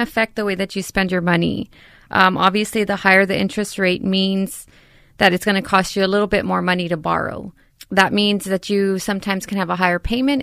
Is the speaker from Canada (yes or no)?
no; San Antonio, Texas, United States; born and raised in San Antonio